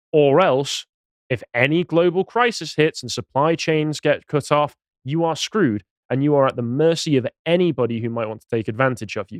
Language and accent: English; England, United Kingdom; as an Englishman